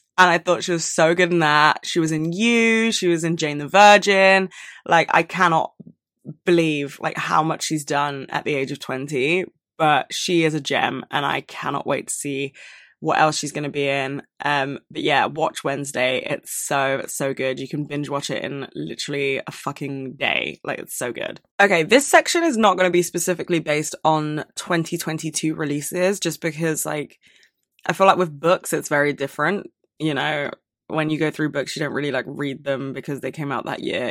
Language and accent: English; London, United Kingdom; I was born and raised in London